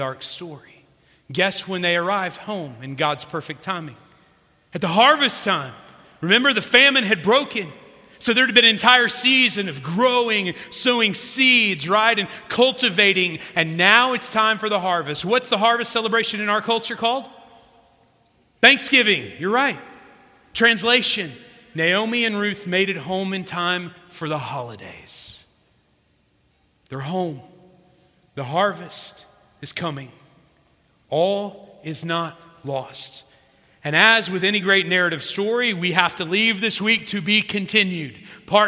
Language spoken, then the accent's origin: English; South Central Illinois, United States; my hometown in South Central Illinois